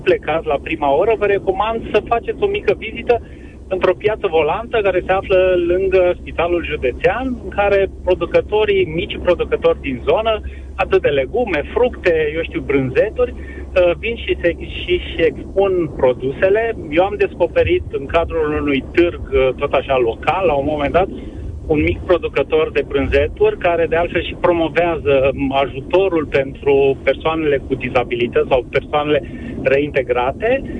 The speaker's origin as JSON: {"language": "Romanian", "town": "Timișoara", "region": "Timiș County", "country": "Romania", "said": "sunt din Timișoara"}